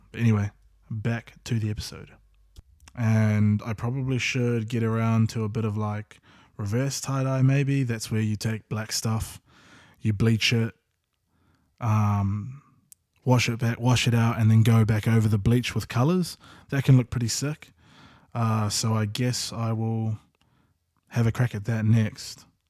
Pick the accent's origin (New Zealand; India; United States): New Zealand; Auckland; we grew up in South Auckland as well, various parts.